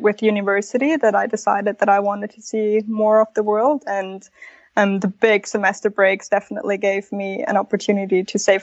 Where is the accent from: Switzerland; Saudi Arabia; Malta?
Switzerland; first language Spanish; English is a second language; moved away as an adult; also born or lived in Mexico / Australia; I was born in Mexico. And then we moved to Switzerland because my dad's born and raised in Switzerland, but he's actually Italian. So grew up my whole life in Switzerland.